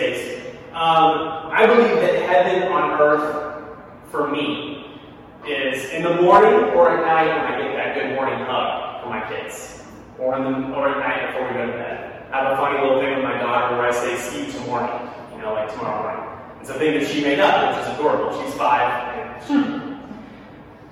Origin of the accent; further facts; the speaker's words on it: near Branson, southern Missouri, United States; moved away as an adult; now in Philadelphia area, United States; I grew up in Missouri, southern Missouri, and basically with Branson.